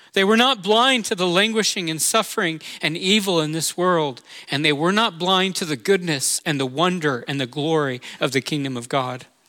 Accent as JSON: {"language": "English", "town": "Orlando", "region": "Florida", "country": "United States", "tie": "born or raised there", "said": "I'm from Orlando, and that's near Cape Canaveral, Florida"}